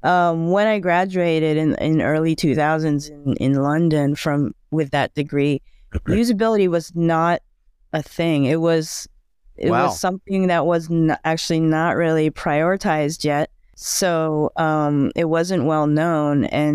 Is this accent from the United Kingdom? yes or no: no; Bangkok, Thailand; born there; I was born in Thailand, in Bangkok, but my family has moved around because my father was a diplomat.